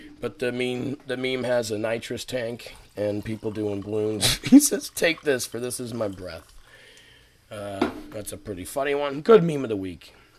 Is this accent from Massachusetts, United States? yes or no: yes; Massachusetts, United States; now in Atlanta, United States; I'm from Massachusetts.